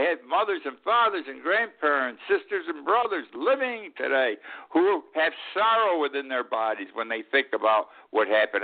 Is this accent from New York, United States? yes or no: yes; Utica, New York, United States; 14 miles from my hometown of Utica